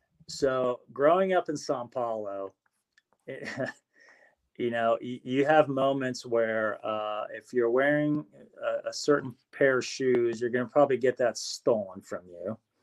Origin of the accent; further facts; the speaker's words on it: Las Vegas, Nevada, United States; And growing up in Vegas is, you know, when you grow up in Vegas, it's a different life, you know, for a lot of kids.